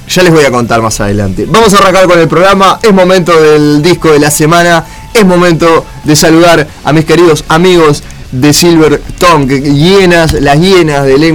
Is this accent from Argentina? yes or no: yes; Morón, Buenos Aires Province, Argentina; nací en la ciudad de Buenos Aires, en el hospital de Luján, a las 3.53 de la mañana, por eso soy de Morón, em, de 1990, nació este pedazo de ser, eh